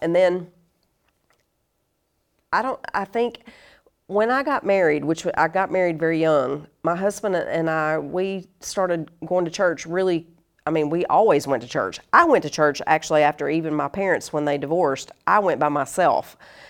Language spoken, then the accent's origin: English; North Carolina, United States; also born or lived in Monterey, California; But yeah, I was born in California, and then we moved around a lot. But we sort of, it was a home base, really, in North Carolina, so in the South.